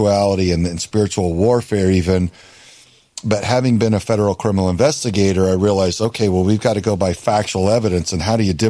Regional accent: Houston, Texas, United States; born or raised there

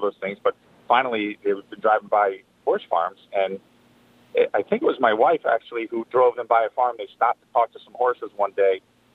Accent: Colts Neck, New Jersey, United States; I grew up in Colts Neck, New Jersey, so there were horses around

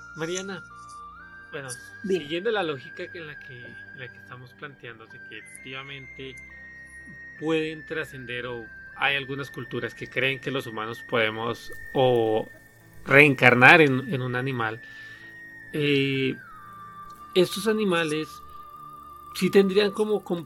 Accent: Colombia; moved away as an adult; now in Mexico; yo soy colombiano viviendo en México, ya llevo aquí alrededor de siete años

